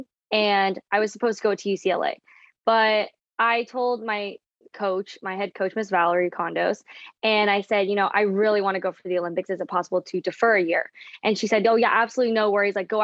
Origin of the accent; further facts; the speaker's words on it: Toronto, Ontario, Canada; moved away as an adult; also born or lived in London, Ontario; Yeah, so I grew up in Toronto, Canada. I was born in Toronto and then I moved to London, Ontario.